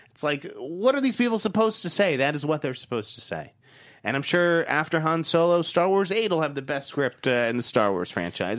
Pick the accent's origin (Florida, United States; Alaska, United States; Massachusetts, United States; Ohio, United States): Massachusetts, United States; Boston; accent: Boston; my Boston accent